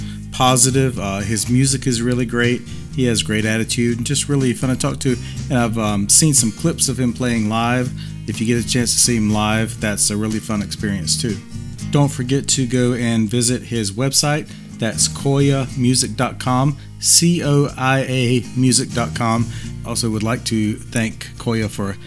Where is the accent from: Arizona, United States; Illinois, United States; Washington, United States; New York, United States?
Washington, United States; Spokane; moved away; Spokane, Washington, my hometown.